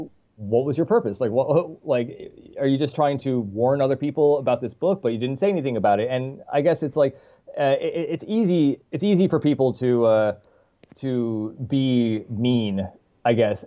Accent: St. John's, Newfoundland and Labrador, Canada; moved away as an adult; also born or lived in Toronto / Paris; now in Montreal, Canada; my hometown, St. John's, St. John's, Newfoundland, is not that big.

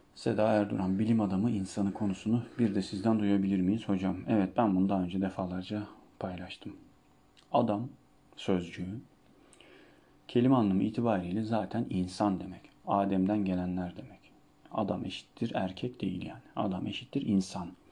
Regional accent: Çivril, Denizli, Turkey; Ama Trabzonlu değilim. Ben Denizliliyim. Denizli'nin Çivril ilçesinden.

